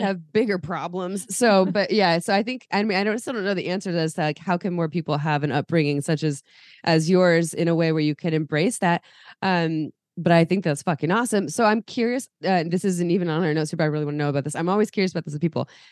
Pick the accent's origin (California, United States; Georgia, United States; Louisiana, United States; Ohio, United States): California, United States; Santa Cruz; I grew up in Santa Cruz